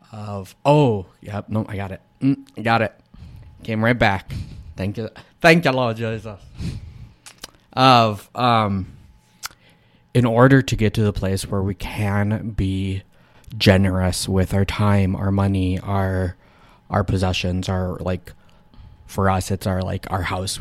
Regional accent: United States

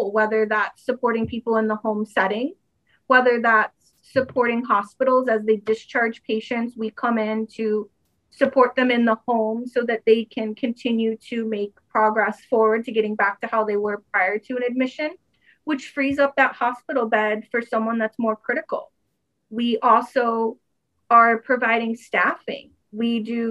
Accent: Fort Lauderdale, Florida, United States; also born or lived in Maryland / Michigan; now in Florida, United States; So I was born and raised in Fort Lauderdale

